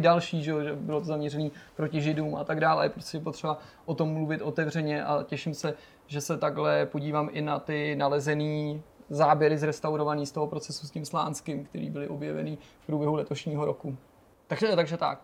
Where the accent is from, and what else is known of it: Czechia